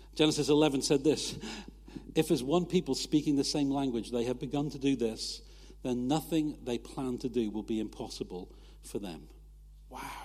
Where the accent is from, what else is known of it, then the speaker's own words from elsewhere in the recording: United Kingdom; we're British